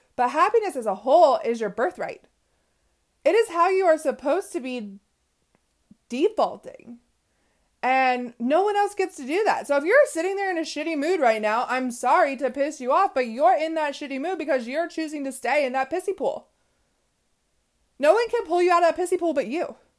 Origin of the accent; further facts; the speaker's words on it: West Coast, United States; I am from the West Coast